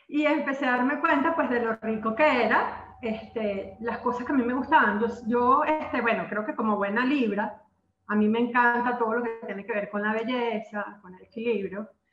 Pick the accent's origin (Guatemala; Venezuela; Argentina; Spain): Venezuela; aquí en mi país, Venezuela